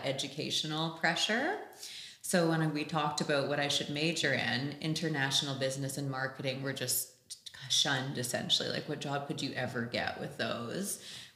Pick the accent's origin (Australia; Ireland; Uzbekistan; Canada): Canada; also born or lived in London; I am from Canada. I was born and raised here